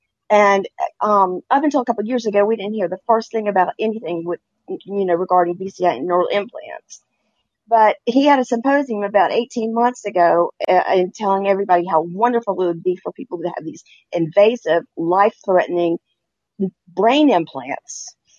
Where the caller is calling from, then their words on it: Beaufort, South Carolina, United States; I'm from Beaufort, South Carolina.